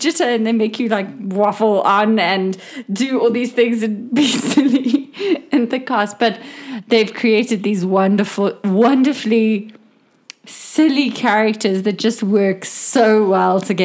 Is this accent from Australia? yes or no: no; South Africa; we're from South Africa